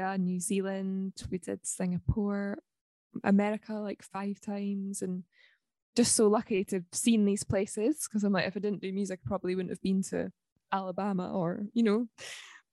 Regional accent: Livingston, Scotland, United Kingdom; also born or lived in Balerno; I am a girl from Scotland. I'm half Swedish. I grew up in Livingston, which is sort of in between Edinburgh and Glasgow. And then I moved to a village called Balerno

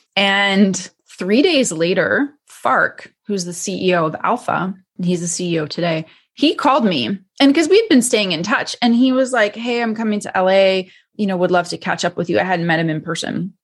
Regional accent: Canada; now in United States; I was born and raised in Canada

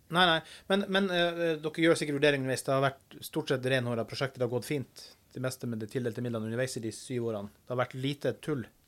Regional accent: Finnmark, Norway; jeg er fra Finnmark.

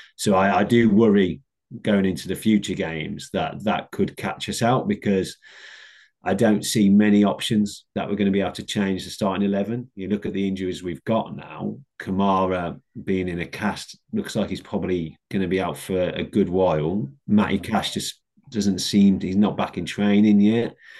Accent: Black Country, West Midlands, United Kingdom; growing up in the Black Country

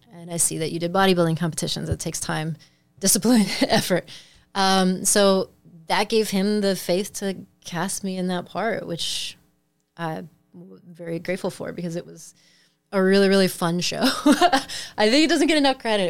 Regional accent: Midwest, United States; moved away as an adult; now in Los Angeles, United States; thinking as a Midwesterner

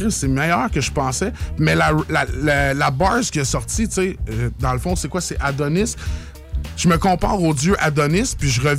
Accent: Drummondville, Quebec, Canada; moi, je suis originaire de la de Drummondville.

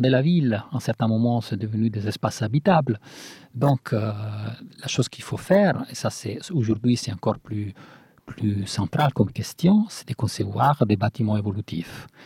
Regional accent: Italy; moved away; Nous, qu'on vient de l'Italie

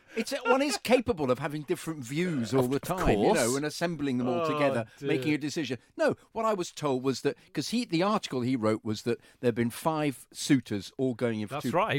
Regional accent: England, United Kingdom; No, I'm not. I just take the facts in. I'm English.

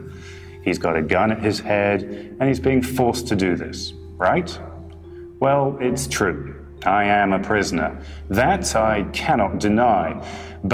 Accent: United Kingdom; I'm a British journalist who used to work for some of the bigger newspapers and magazines in the UK.

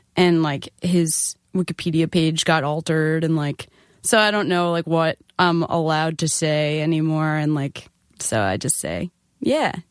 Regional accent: Nassau County, Long Island, New York, United States; I was from Nassau County

